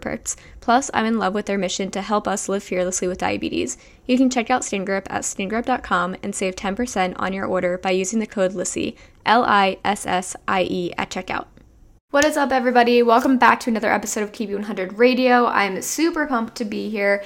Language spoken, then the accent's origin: English; New Jersey, United States; I'm from New Jersey, so heavily populated state.